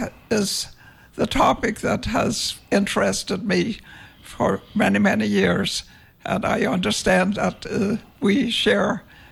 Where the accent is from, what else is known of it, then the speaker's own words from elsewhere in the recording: Denmark; English is a second language; moved away as an adult; also born or lived in Montana, United States; now in St. Croix, US Virgin Islands; I am from Denmark originally and spent my first 17 years there.